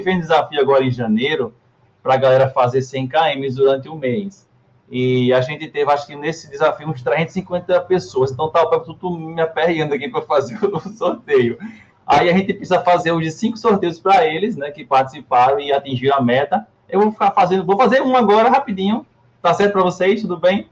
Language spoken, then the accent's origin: Portuguese; Alagoas, Brazil; nós somos do Nordeste, né? Nós estamos aqui moramos em Alagoas